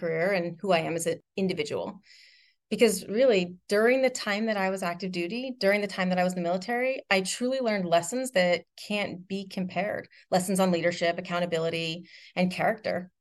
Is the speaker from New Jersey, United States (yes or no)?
yes; Randolph, New Jersey, United States; I grew up in Randolph, New Jersey, surrounded by lots of family and extended family and a ton of friends